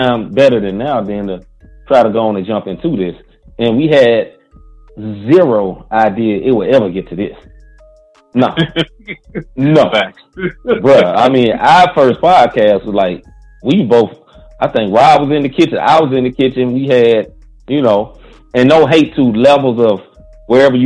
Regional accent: St. Louis, Missouri, United States; we're from St. Louis

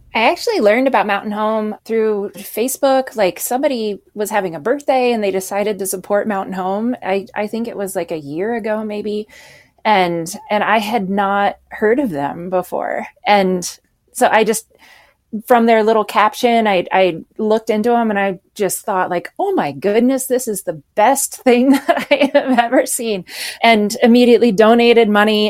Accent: Anchorage, Alaska, United States; also born or lived in Washington; I grew up in Alaska

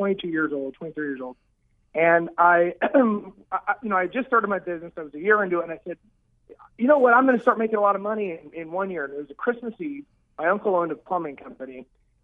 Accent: Kansas City, United States; moved away as an adult; now in Arizona, United States; I'm born and raised in Kansas City

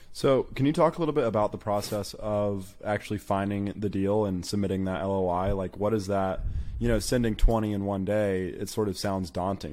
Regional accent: Birmingham, Alabama, United States; now in Tuscaloosa, United States; I'm in Tuscaloosa, Alabama, born and raised in Birmingham, Alabama

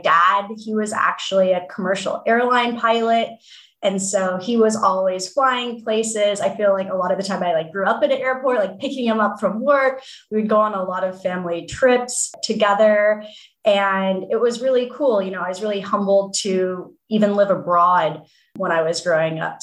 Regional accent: Palo Alto, California, United States; I grew up in Palo Alto and thinking about my childhood home, my mom worked in the semiconductor industry

